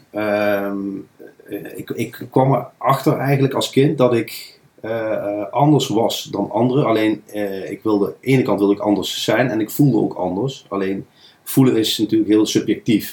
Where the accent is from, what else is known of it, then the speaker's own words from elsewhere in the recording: Nijmegen, Gelderland, Netherlands; Ik ben geboren en getogen in Nijmegenaar. Kan je soms ook wel horen.